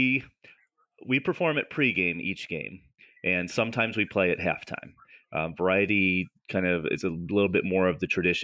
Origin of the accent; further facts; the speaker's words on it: York County, Pennsylvania, United States; also born or lived in Baltimore County, Maryland; I'm from York County, Pennsylvania.